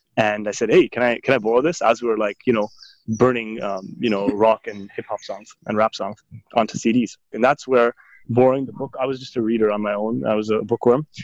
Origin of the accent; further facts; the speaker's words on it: Markham, Ontario, Canada; moved away as an adult; also born or lived in Toronto, Canada / Jordan / Tarim, Yemen / Trinidad; was born and raised in Toronto, in North York to be exact, and then and spent my formative years in Markham in Ontario, Canada